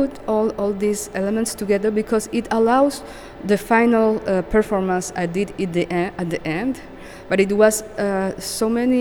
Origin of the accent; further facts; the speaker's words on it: Cartagena, Bolívar, Colombia; moved away as an adult; now in Montreal, Canada; I come from Colombia, Cartagena specifically, from the Caribbean